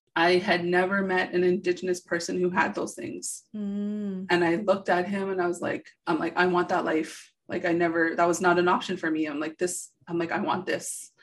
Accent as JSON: {"language": "English", "town": "Thunder Bay", "region": "Ontario", "country": "Canada", "tie": "born or raised there", "said": "growing up in Thunder Bay, it was very rough place"}